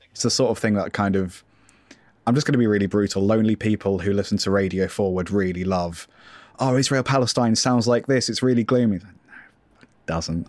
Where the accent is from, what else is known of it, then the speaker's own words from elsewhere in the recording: United Kingdom; I am British